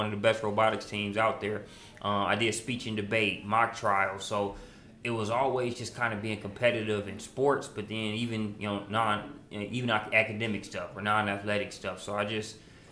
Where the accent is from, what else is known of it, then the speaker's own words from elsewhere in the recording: Hammond, Indiana, United States; moved away as an adult; also born or lived in St. Louis, Missouri; now in Atlanta, United States; I was from Hammond up in that northwest corner